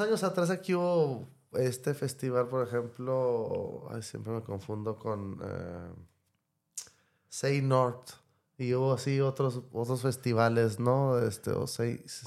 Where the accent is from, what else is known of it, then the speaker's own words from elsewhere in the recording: Mexicali, Baja California, Mexico; crecí en Mexicali